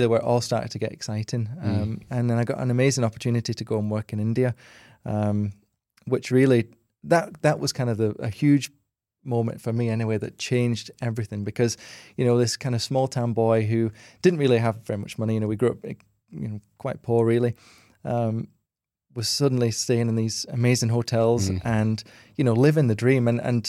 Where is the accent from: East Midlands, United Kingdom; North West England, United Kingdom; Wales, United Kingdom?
North West England, United Kingdom; Wigan; Yeah. So I grew up in Wigan, which is in between Manchester and Liverpool, literally bang smack in the middle of the two, with my two brothers and sister, and we grew up in kind of a little terrace house, didn't really have very much money